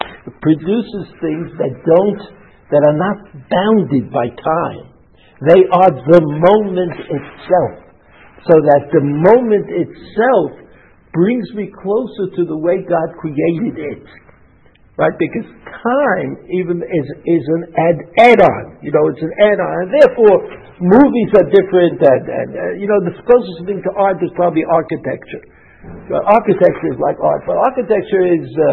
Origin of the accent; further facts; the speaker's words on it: New York, United States; growing up in New York